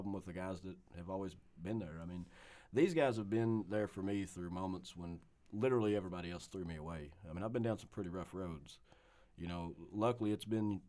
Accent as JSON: {"language": "English", "town": "Eubank", "region": "Kentucky", "country": "United States", "tie": "born or raised there", "also_born_or_lived": "Somerset, Kentucky", "said": "I was born in Somerset and raised in Eubank, which is just right up the road"}